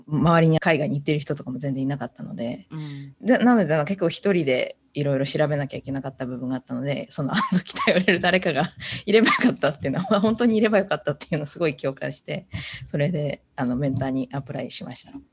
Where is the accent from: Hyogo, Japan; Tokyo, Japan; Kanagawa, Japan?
Tokyo, Japan; moved away as an adult; also born or lived in Connecticut; now in San Jose, United States; もともと東京出身なので、もともと日本にいたんですけども、その後高校卒業後に、まあ、現在の三ノ瀬の大学に行きまして